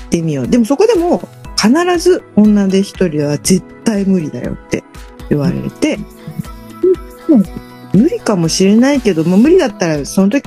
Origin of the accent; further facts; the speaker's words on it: Chiba, Japan; 千葉はねもうね、まあ、東京から三十分ぐらいの駅で電車で三十分ぐらいのとこだったからなんか毎月建物がどんどん変わっていくとか駅